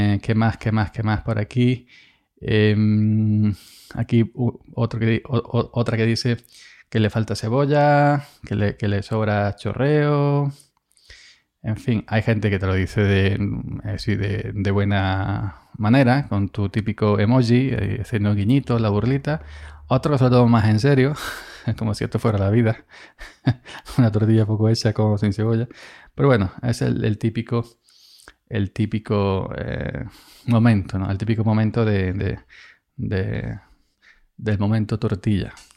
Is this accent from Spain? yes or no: yes; Andalusia, Spain; soy andaluz